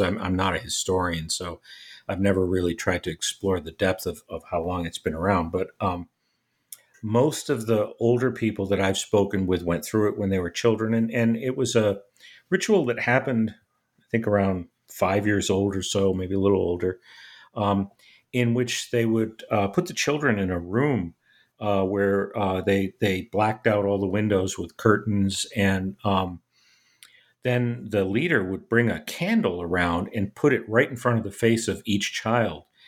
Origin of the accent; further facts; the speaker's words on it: United States; as an American